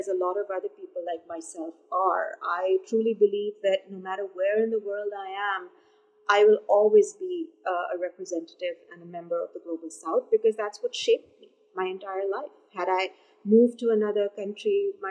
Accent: Pakistan; moved away as an adult; also born or lived in Canada; My identity has primarily been as a Pakistani and a very privileged Pakistani because I come from a middle-class background in this country

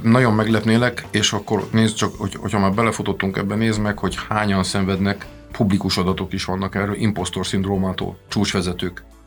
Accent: Transylvania, Romania; first language Hungarian; moved away as an adult; also born or lived in Austria / United States; now in Hungary; ahol születtünk

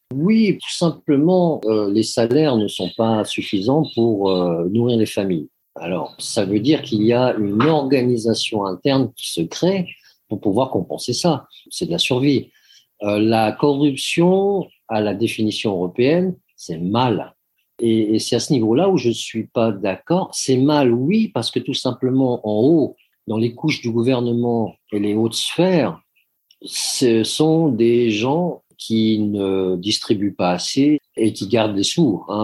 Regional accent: Switzerland; moved away as an adult; also born or lived in France; now in Cambodia; je suis né en Suisse, j'ai grandi en Suisse

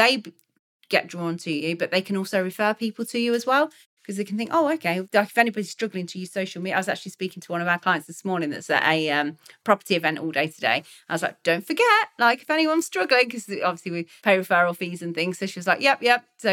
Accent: Leicester, East Midlands, United Kingdom; I'm from Leicester and I used to speak about Leicester City, that's my football team

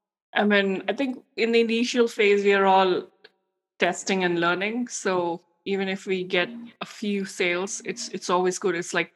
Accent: India; English is a second language; because we are both Indian women and we know it's tough to, you know, scale in an international audience.

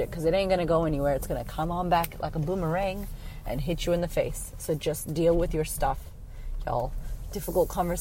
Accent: United States; moved away as an adult; I was from America.

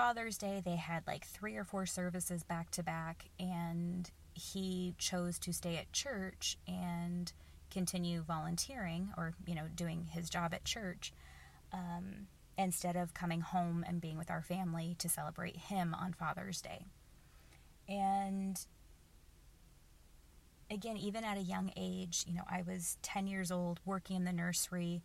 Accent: Oklahoma, United States; I grew up in the Bible Belt of the United States. I grew up in Oklahoma.

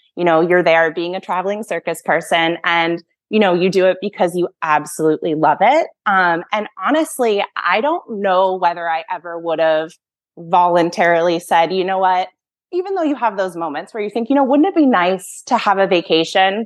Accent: Massachusetts, United States; I grew up in Massachusetts

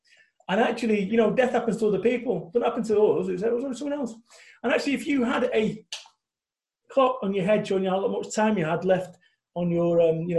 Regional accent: Salford, North West England, United Kingdom; now in Somerset, United Kingdom; When I first moved in this house over in Somerset, I'm coming from Salford, Manchester, living above Masonettes, above Chippies.

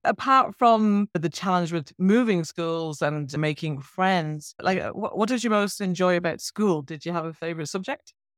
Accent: Ireland; I grew up in Ireland

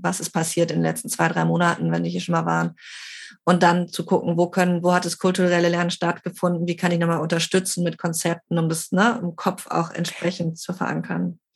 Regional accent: Germany; now in Barcelona, Spain; ich bin Deutsche

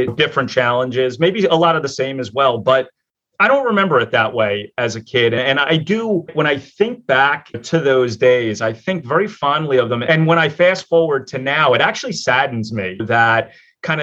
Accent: Philadelphia, Pennsylvania, United States; I'm born and raised in Philadelphia, in an area of Philadelphia called Port Richmond

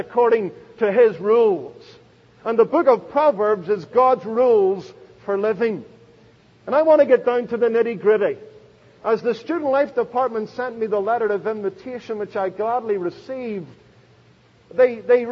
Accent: Belfast, Northern Ireland, United Kingdom; now in United States; I was born in Belfast

